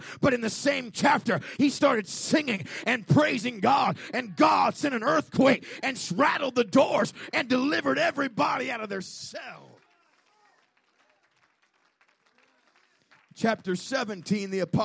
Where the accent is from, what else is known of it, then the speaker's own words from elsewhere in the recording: United States; We're American